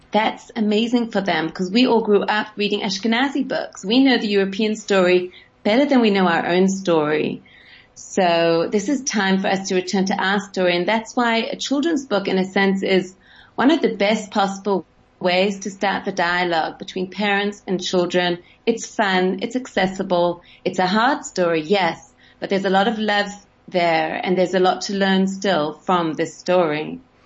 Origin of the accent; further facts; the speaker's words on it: Sydney, New South Wales, Australia; moved away; I grew up in Sydney